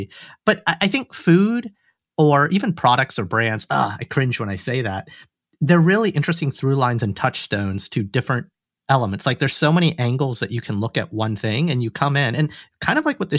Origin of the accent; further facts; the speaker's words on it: Alabama, United States; an Indian American boy who came from Alabama with a banjo on my knee.